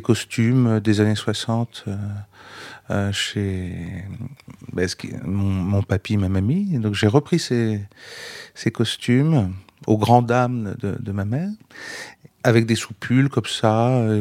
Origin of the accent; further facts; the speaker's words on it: Vendée, Pays de la Loire, France; moved away as an adult; also born or lived in Rennes; je, quitte euh, la Vendée, donc euh, où j'ai grandi, pour aller à Rennes